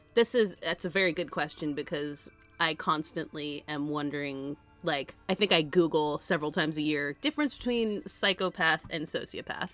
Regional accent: United States; being American

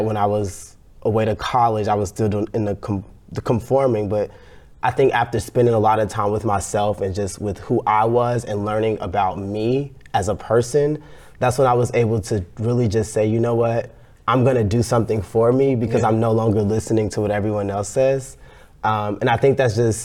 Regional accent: Chicago, Illinois, United States; I grew up in Chicago, South Side, South Suburbs, depending on who you ask

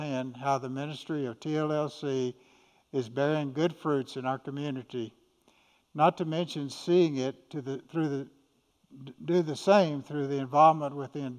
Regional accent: Austin, Texas, United States; I was born in 1941 in Austin. and grew up attending church

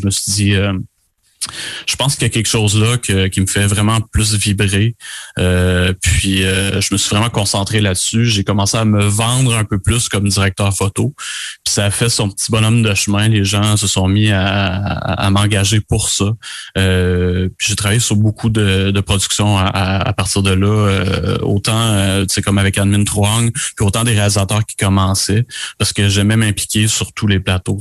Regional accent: Beauce, Quebec, Canada; moved away; also born or lived in Montreal, Canada / Eastern Townships, Quebec; Je viens de la Bosse originalement

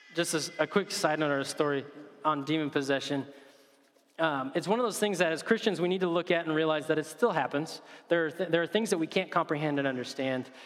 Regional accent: United States; as an American

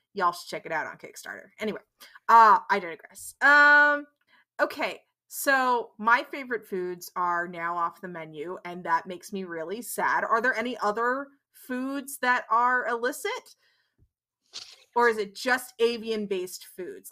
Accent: Netherlands; I grew up in the Netherlands

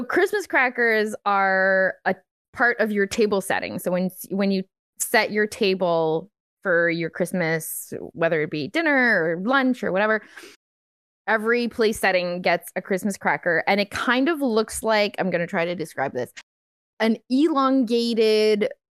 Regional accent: Canada; I mean, I'm French Canadian. It's all tradition.

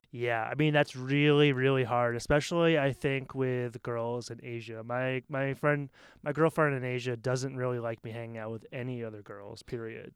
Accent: Maine, United States; moved away as an adult; now in Taiwan; I'm from Maine, which is very, very white

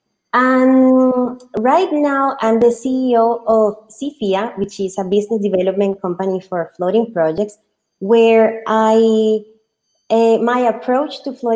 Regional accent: Colombia; moved away; also born or lived in United Kingdom; I was born in Colombia

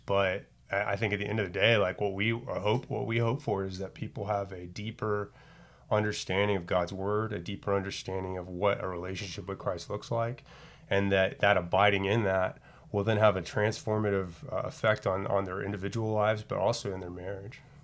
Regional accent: Dallas, Texas, United States; I grew up in the Dallas area

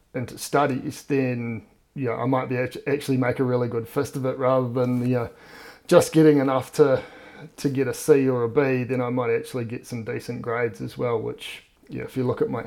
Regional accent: Auckland, New Zealand; also born or lived in Dunedin; Grew up in Auckland, went to Rosmini College.

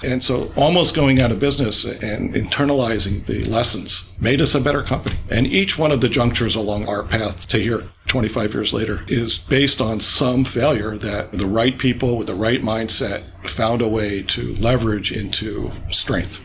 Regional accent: coastal New Jersey, United States; moved away as an adult; also born or lived in California; I was from central Jersey, coastal New Jersey

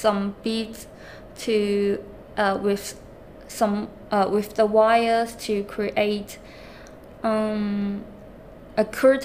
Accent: China; now in London, United Kingdom; I am an outsider from China, when I come into London

